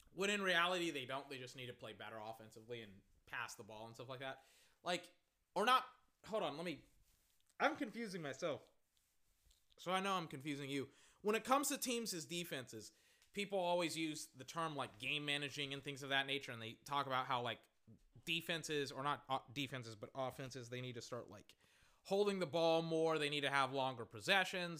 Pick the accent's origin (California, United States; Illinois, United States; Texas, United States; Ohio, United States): Texas, United States; I'm from Texas, so I know a lot of Spanish speakers